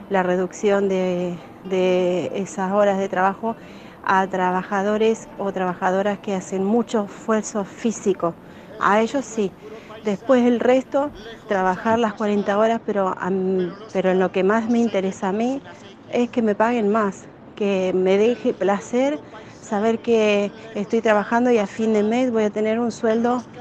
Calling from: Málaga, Andalusia, Spain; Hola, buenos días, soy de Málaga.

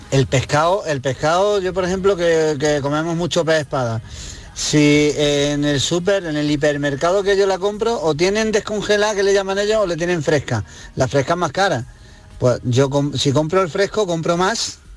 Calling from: Granada, Andalusia, Spain; de Granada.

